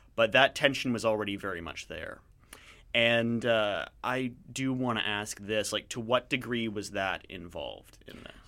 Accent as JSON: {"language": "English", "country": "Canada", "lives_now": "Vancouver, Canada", "said": "I'm from a different part of Canada"}